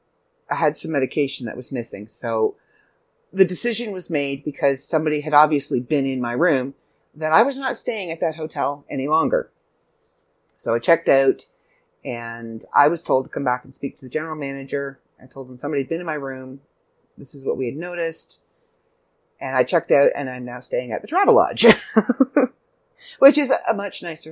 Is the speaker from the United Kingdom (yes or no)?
no; Canada; I'm Canadian